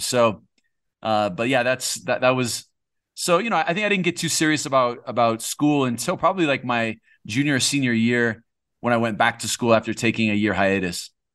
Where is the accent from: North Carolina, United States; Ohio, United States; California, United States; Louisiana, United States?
California, United States; moved away as an adult; I'm from California.